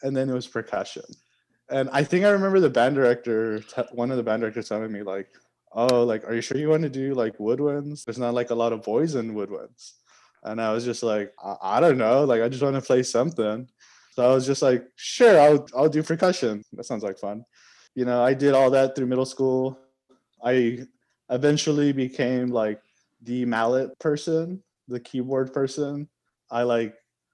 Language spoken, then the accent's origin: English; Laredo, Texas, United States; moved away as an adult; now in Austin, United States; Originally, I'm from Laredo, Texas, and I've lived there my whole life up until this point